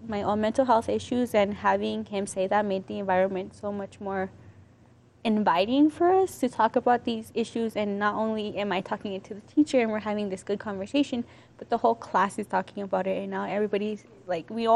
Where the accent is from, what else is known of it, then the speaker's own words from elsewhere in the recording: Aurora, Colorado, United States; I'm from Aurora